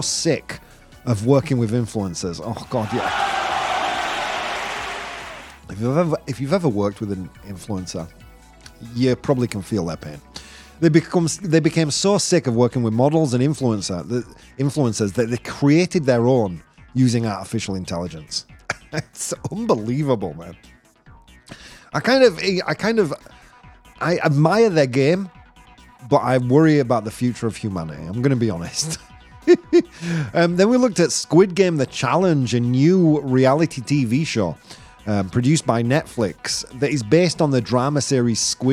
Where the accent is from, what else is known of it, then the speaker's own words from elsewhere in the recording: United Kingdom; now in Madrid, Spain; I am British. I hold a British passport, but I am European. My mum's Italian. My dad was Polish. I live in Spain